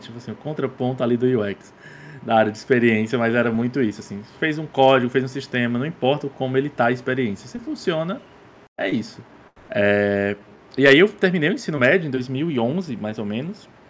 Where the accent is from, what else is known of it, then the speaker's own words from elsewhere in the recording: Crateús, Ceará, Brazil; Eu sou cearense, é, nasci na cidade do interior do estado aqui chamada Crateus.